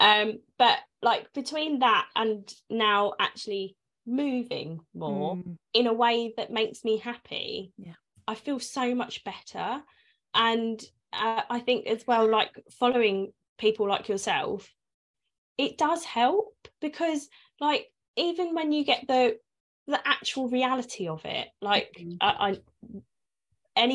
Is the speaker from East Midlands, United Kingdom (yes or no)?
no; London, United Kingdom; moved away as an adult; now in Essex, United Kingdom; I'm a North Londoner. I'm not from Essex, but I did move here.